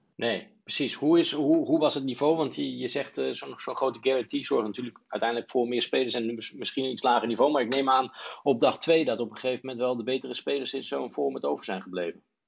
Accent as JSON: {"language": "Dutch", "country": "Netherlands", "said": "wij als Nederlanders"}